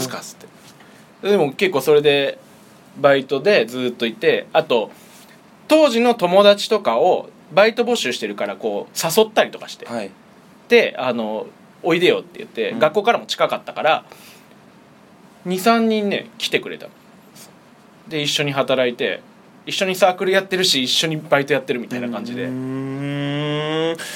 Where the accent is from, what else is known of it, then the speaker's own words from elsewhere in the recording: Fussa, Tokyo, Japan; フッサ出身